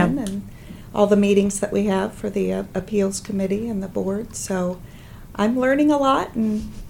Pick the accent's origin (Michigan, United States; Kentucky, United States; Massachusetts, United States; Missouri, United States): Missouri, United States; Columbia; born or raised there